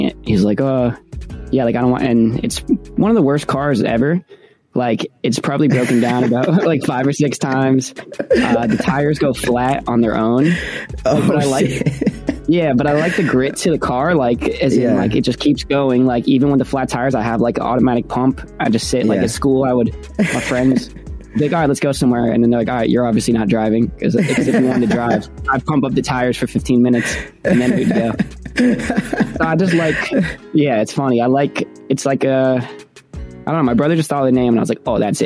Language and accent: English; New Jersey, United States; I'm from New Jersey.